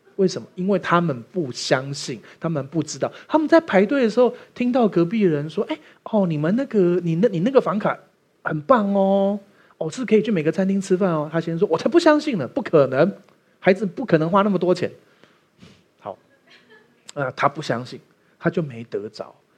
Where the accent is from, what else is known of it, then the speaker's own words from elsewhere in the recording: Taiwan; 我们台湾人有虚岁这个概念